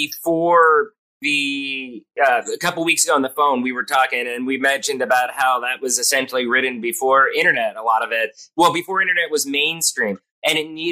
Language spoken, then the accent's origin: English; Pottsville, Pennsylvania, United States; moved away; growing up in Pennsylvania, we have Yingling beer. I'm from the hometown of Yingling beer.